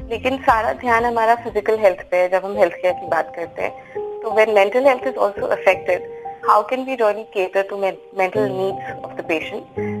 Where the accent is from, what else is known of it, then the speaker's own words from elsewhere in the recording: Haryana, India; also born or lived in Kathmandu, Nepal; मैं हरियाणा से हूँ और मैं काठमांडू में पैदा हुई थी